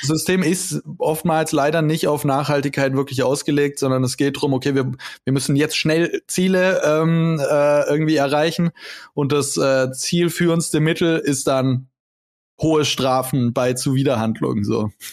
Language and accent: German; Konstanz, Baden-Württemberg, Germany; moved away; ich war vor ein paar Wochen dann in, äh, Konstanz, zu meiner Heimat